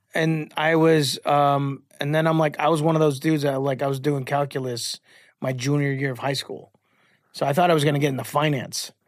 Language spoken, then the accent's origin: English; Chicago, Illinois, United States; I'm from Chicago